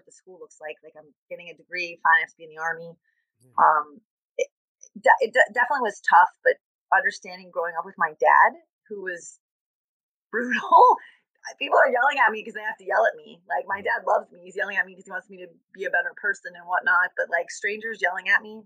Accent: Southern California, United States; moved away as an adult; also born or lived in Germany; now in Cincinnati, United States; I grew up in Southern California

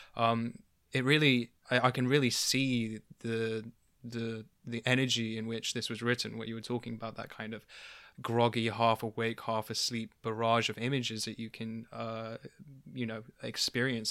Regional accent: London, United Kingdom; I grew up in London

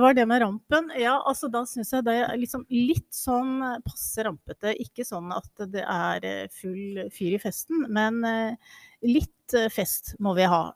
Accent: Buskerud, Norway; jeg kommer jo selv fra Buskerud

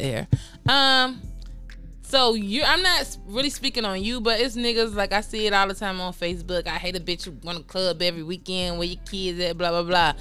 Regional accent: Chicago, Illinois, United States; I'm from Chicago

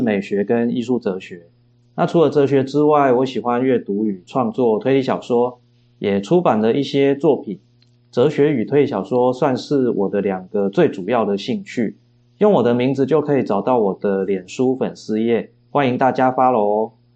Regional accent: Chiayi, Taiwan; also born or lived in Auckland, New Zealand; 我的故乡嘉义

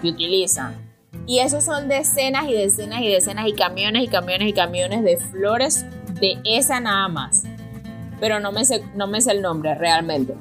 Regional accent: El Pilar, Venezuela; queda cerca de Pilar, de donde yo soy.

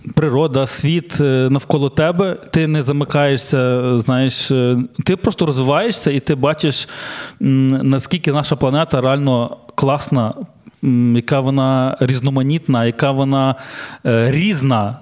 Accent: Ukraine; ми, українці

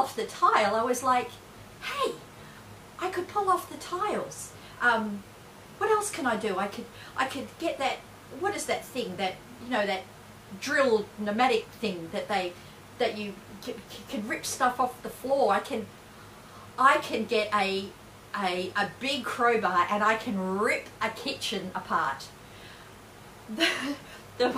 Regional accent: Perth, Western Australia, Australia; I'm from Perth.

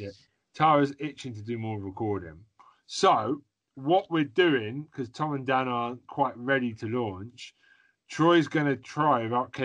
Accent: United Kingdom; we're British

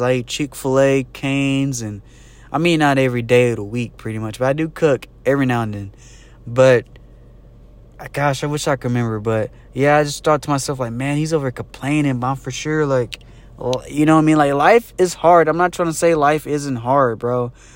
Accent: Jasper, United States; moved away; back in my hometown, Jasper

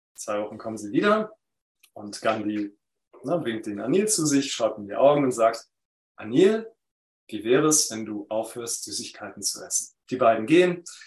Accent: Berlin, Germany; in Berlin, wo ich aufgewachsen bin

